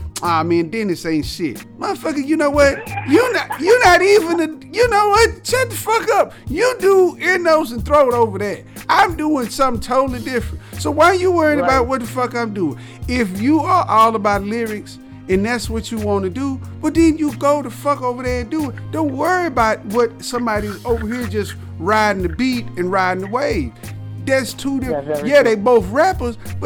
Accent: the South, United States; I'm from the South

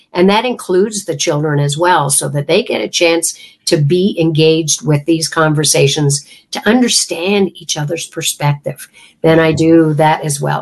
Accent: Canada; I come from Canada

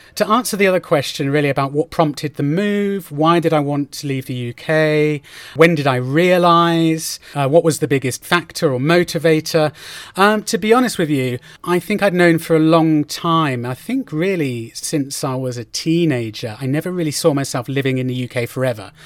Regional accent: Oxford, South East England, United Kingdom; moved away as an adult; also born or lived in London; now in Madrid, Spain; I met my fiancée, Karina, in my hometown of Oxford.

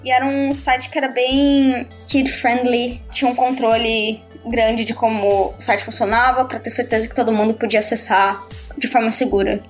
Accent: Brazil; moved away as an adult; also born or lived in Canada; now in London, United Kingdom; eu ainda sou brasileira

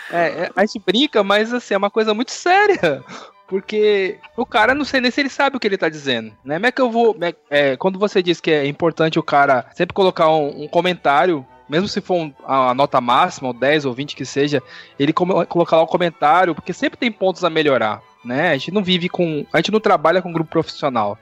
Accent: São Paulo, Brazil; eu sou de São Paulo

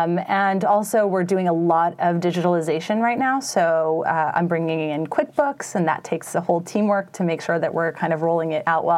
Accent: New York, United States; also born or lived in Paris, France; I was born and raised in New York. I went to school at the Lycée Français. I was raised in a French household

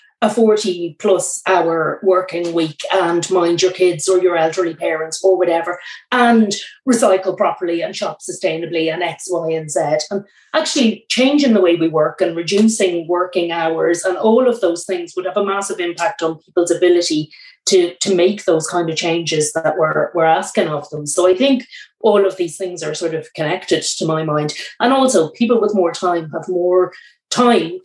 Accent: Cavan, Ulster, Ireland; I grew up in Cavan. I'm from the border counties

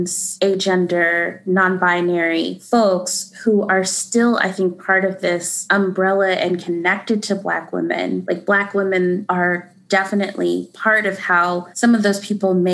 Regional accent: the South, United States; moved away; as a Southerner, I love being from the South

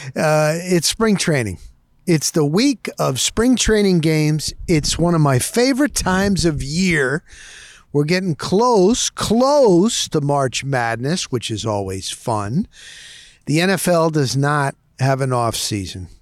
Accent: New Jersey, United States; also born or lived in Dover, Morris County, New Jersey; I grew up in North Jersey

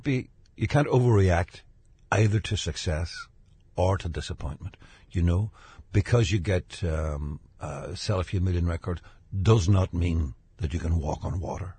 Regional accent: Derry, Northern Ireland, United Kingdom; I grew up in Derry

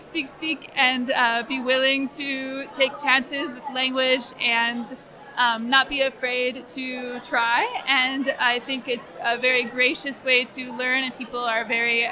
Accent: United States; moved away as an adult; now in Brno, Czech Republic; jsem z USA, bydlím v Brně pro 6 měsíce

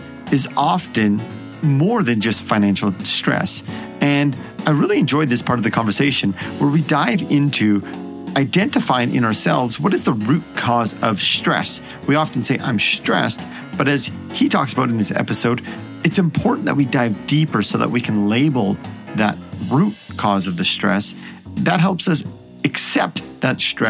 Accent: Edmonton, Alberta, Canada; my hometown, the Edmonton Oilers

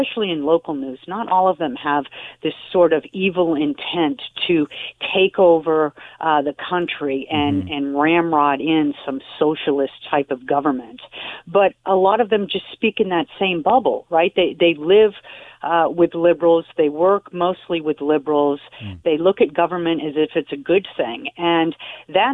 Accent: Massachusetts, United States; I was born and raised in Massachusetts

